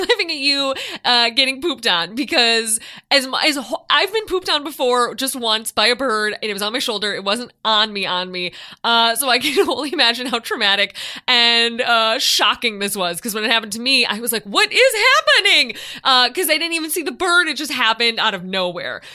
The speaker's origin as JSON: {"language": "English", "town": "Chicago", "region": "Illinois", "country": "United States", "tie": "born or raised there", "said": "I grew up living in Chicago"}